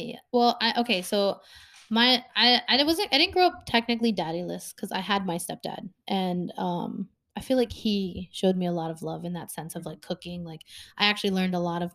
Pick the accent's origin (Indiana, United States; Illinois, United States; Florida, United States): Illinois, United States; Chicago; we're from Chicago